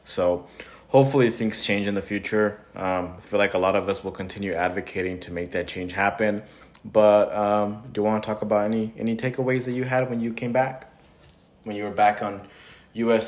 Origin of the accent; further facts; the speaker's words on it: California, United States; I was born in California.